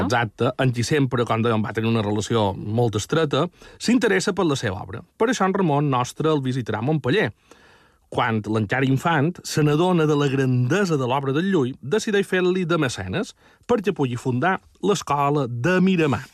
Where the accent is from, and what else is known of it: Majorca, Balearic Islands, Spain